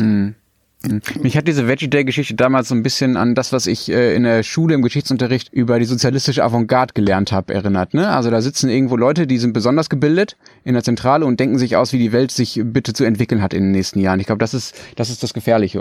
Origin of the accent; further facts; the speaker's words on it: Germany; bei uns in Deutschland